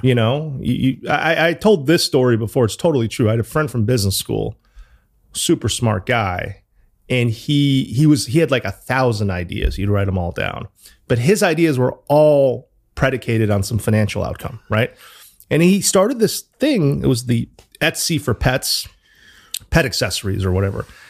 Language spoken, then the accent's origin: English; New Haven, Connecticut, United States; moved away as an adult; also born or lived in Chicago / New York; now in London, United Kingdom; I grew up in New Haven